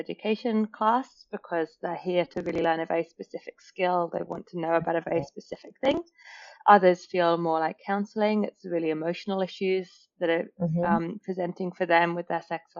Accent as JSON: {"language": "English", "region": "England", "country": "United Kingdom", "moved": "yes", "lives_now": "Australia", "said": "being English"}